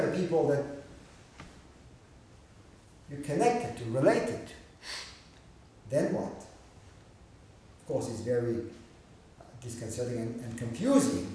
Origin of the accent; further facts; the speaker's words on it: Israel; moved away; growing up in Israel.